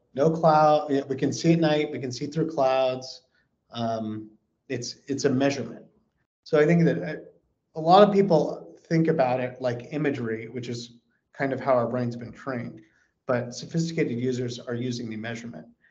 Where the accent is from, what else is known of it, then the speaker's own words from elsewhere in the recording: California, United States; now in Texas, United States; I live in Texas. I'm a resident of Texas. I want to be very clear about that but I was born in California